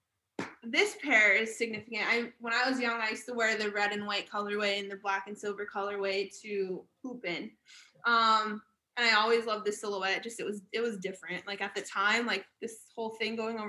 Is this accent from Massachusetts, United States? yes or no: no; Philadelphia area, Pennsylvania, United States; everyone in my hometown was Sixers